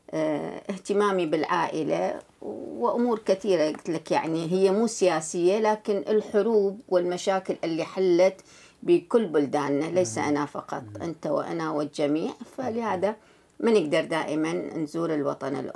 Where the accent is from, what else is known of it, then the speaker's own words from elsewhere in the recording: Baghdad, Baghdad Governorate, Iraq; now in Canada; مشاعري دائما مع بلدي الأم صح أني في كندا في بلد المهجر